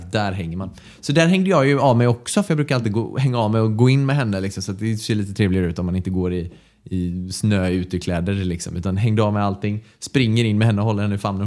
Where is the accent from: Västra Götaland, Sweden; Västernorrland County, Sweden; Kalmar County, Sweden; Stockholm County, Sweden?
Västra Götaland, Sweden; Mölnlycke; also born or lived in Gothenburg; Jag är från Mölnlycke, också ja. här i närheten av dit vi flyttat nu